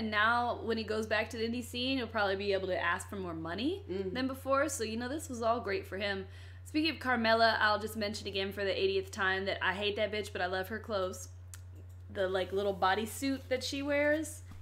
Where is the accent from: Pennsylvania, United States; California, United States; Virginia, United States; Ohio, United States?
Virginia, United States; Hampton; I am from Virginia, and all of our people, no matter their race, mostly talk like we're from the hood. I've had to get rid of that accent because people say things out here.